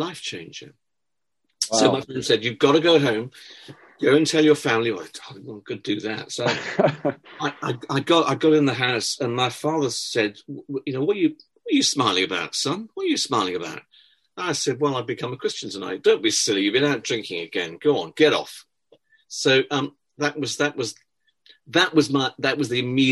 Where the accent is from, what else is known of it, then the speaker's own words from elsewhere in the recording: Cardiff, Wales, United Kingdom; I was born in Wales, in Cardiff